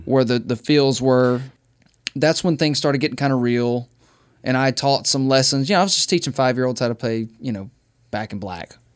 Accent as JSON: {"language": "English", "region": "Mississippi", "country": "United States", "tie": "born or raised there", "moved": "yes", "said": "I'm from Mississippi, dude. Like, I grew up kind of broke."}